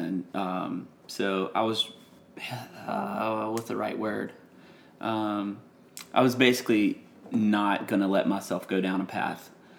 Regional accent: Gilbert, Louisiana, United States; moved away as an adult; now in Nashville, United States; I'm from Gilbert

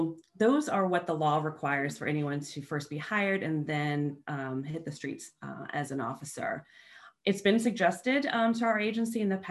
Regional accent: Northern Virginia, United States; I grew up in Northern Virginia

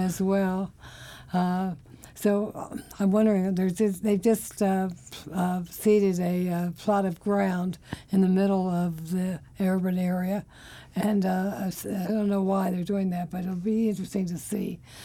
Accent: Virginia, United States; moved away as an adult; now in Washington, D.C., United States; I'm from Virginia

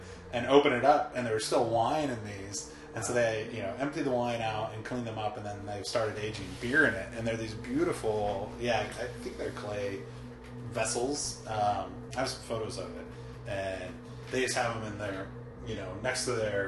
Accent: United States; as an American

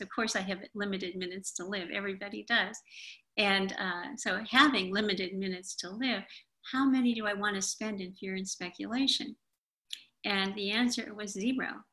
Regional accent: Appalachia, United States; I'm from Appalachia

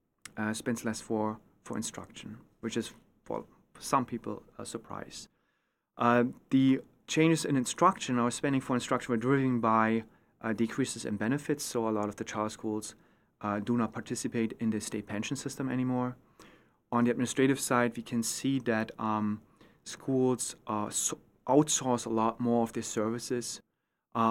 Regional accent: East Germany, Germany; English is a second language; moved away as an adult; now in United States; So I grew up in East Germany. When I was 11 years old, the wall came down, the reunification happened, and I was exposed to a choice system, which I used.

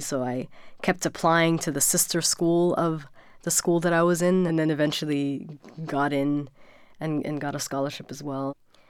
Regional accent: Germany; also born or lived in Sudan; I was born in Germany. My father was studying in Germany, and I grew up for part of my life in Germany. So I actually never lived in Sudan.

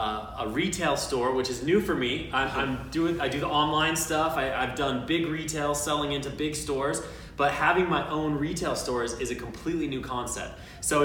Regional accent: South Jordan, Utah, United States; also born or lived in Salt Lake City, Utah; Grew up just out of Salt Lake in South Jordan. Been here pretty much my entire life

